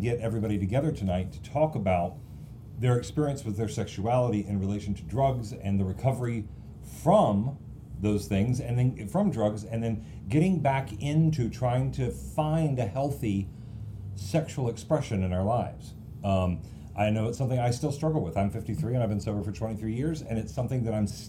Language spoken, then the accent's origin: English; the South, United States; I grew up in the South.